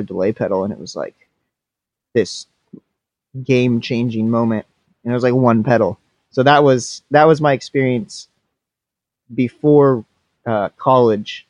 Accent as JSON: {"language": "English", "region": "Washington", "country": "United States", "tie": "born or raised there", "said": "I born and raised in Washington"}